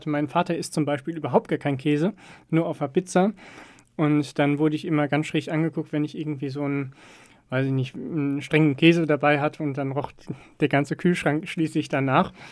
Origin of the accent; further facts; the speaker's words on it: Hagen, North Rhine-Westphalia, Germany; also born or lived in Herdecke; Nee, geboren bin ich in Herdecke, aber das eigentlich nur im Krankenhaus. Ähm, bin aufgewachsen in Hagen, ähm, bekannt eigentlich durch Zwieback und Nena und alles drum und dran.